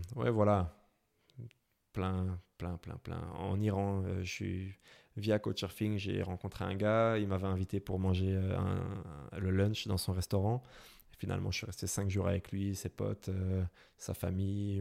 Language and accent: French; Brussels, Brussels-Capital Region, Belgium; accent: Belgian; je viens de, Bruxelles. Vous pouvez peut-être l'entendre à mon accent